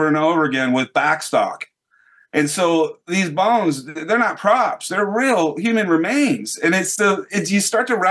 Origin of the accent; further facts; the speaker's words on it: United States; as an American